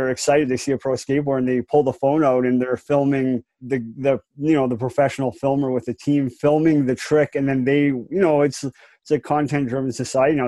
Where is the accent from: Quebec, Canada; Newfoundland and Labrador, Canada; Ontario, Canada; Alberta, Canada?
Alberta, Canada; Calgary; also born or lived in Campbell River, Vancouver Island; I was born in Calgary in 83, so I've been here quite a while. Like, I'm 36 now, so I've been here my whole life.